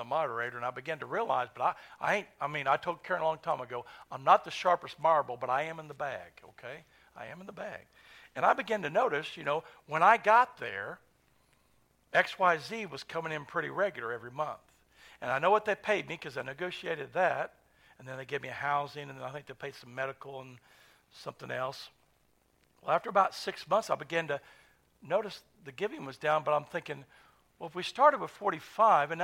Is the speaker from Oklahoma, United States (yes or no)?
yes; Tulsa, Oklahoma, United States; I grew up in North Tulsa